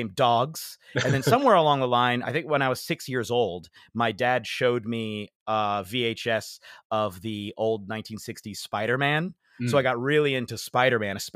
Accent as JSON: {"language": "English", "country": "United States", "tie": "born or raised there", "moved": "yes", "lives_now": "London, United Kingdom", "said": "I was born in the United States"}